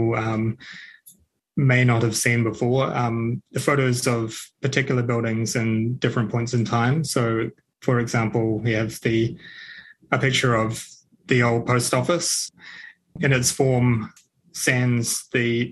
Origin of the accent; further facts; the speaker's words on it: Christchurch, Canterbury, New Zealand; also born or lived in Whanganui; now in Ashburton, New Zealand; I'm a Canterburyan. I was raised in Christchurch, but I'm fairly new to the district